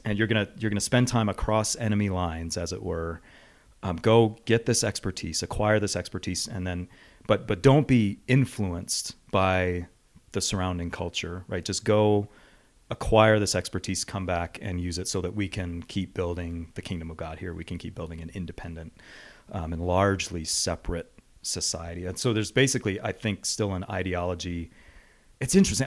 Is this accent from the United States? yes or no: yes; Western New York, United States; moved away; I grew up in Western New York.